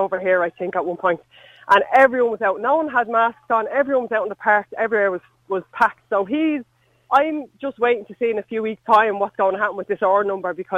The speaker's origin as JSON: {"language": "English", "country": "Ireland", "moved": "as an adult", "lives_now": "London, United Kingdom", "said": "I'm Irish."}